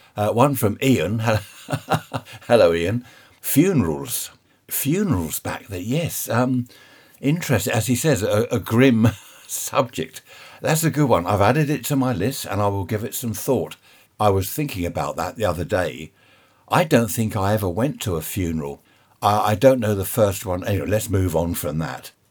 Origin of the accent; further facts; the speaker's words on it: United Kingdom; we're a nation of shopkeepers